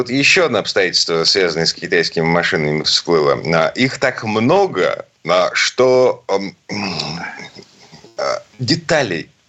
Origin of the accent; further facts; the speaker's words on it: Saint Petersburg, Russia; из Питера